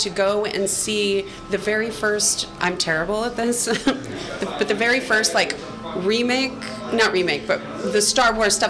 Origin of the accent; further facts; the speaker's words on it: South San Francisco, California, United States; I didn't fully grow up in San Francisco, we grew up mostly in South City.